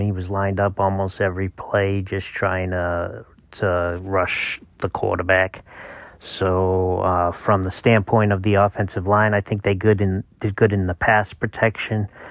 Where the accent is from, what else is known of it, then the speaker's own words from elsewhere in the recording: Massachusetts, United States; moved away; I'm from Massachusetts